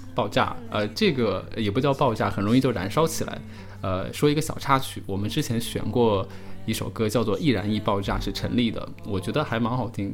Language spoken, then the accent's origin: Chinese; Wuhan, Hubei, China; 我来自于武汉